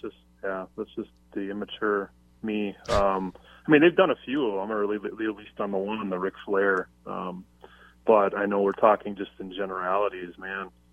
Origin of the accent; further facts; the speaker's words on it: Milwaukee, Wisconsin, United States; I grew up in Milwaukee here